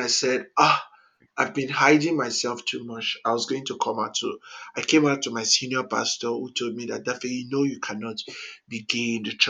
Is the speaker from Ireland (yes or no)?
no; Warri, Delta, Nigeria; moved away as an adult; also born or lived in Enugu State, Nigeria / Niger State, Nigeria / Kaduna State, Nigeria / Abuja, Nigeria; now in United States; I grew up in Warri, Delta State.